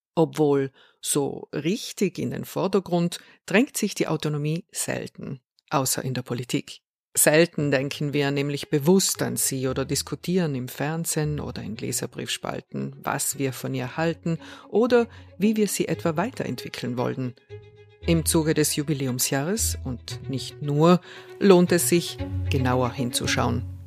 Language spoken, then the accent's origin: German; South Tyrol, Trentino-Alto Adige, Italy; Ich bin eine Südtirolerin